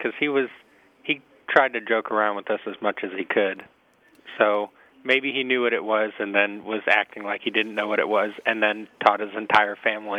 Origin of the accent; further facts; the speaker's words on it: Texas, United States; Well, I live in Texas, and I've lived in Texas most of my life, but my mom is from Chicago, and my father's from a little town in Maryland called Elkton.